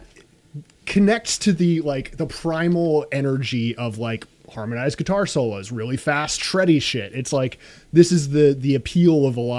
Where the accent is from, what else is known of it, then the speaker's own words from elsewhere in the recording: United States; as Americans